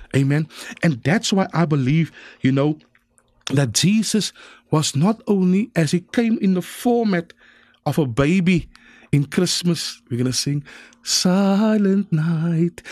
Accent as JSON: {"language": "English", "town": "Cape Town", "region": "Western Cape", "country": "South Africa", "tie": "born or raised there", "said": "I was born in District Six"}